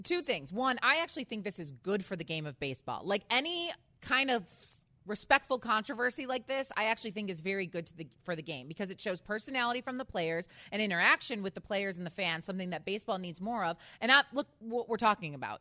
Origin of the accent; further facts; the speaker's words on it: Chicago, Illinois, United States; I am from Chicago